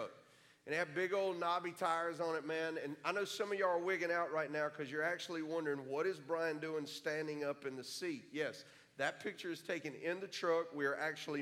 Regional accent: Orlando, Florida, United States; also born or lived in Melbourne, Florida / Kissimmee, Florida; I was born in Florida

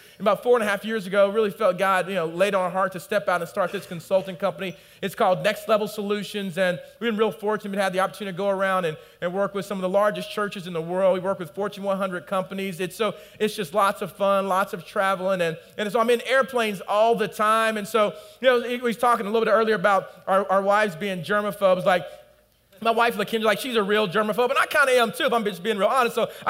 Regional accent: United States; I'm from the South or the Midwest, we call it.

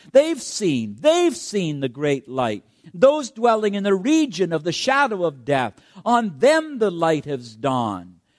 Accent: Canada; I'm a Canadian, so I have that as my background background that I'm proud

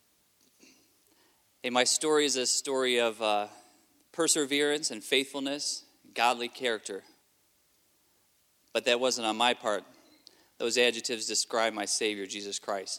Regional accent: Southfield, Michigan, United States; also born or lived in Kentucky, United States / Adelaide, South Australia, Australia; I grew up part of my life in Kentucky and the rest of my childhood in Michigan

